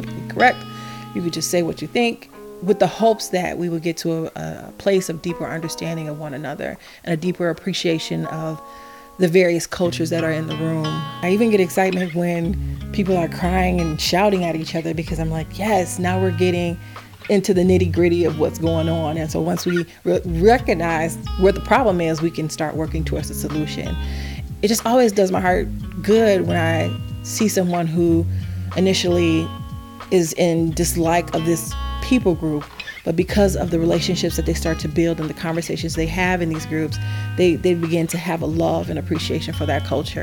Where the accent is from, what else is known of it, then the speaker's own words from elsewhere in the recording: Detroit, Michigan, United States; I'm from Detroit, Michigan. I grew up on Cheyenne Street off Puritan.